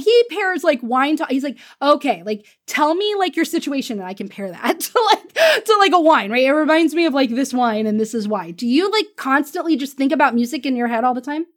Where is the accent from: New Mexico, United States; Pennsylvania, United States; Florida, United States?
Florida, United States; Pensacola; I'm from Pensacola, Florida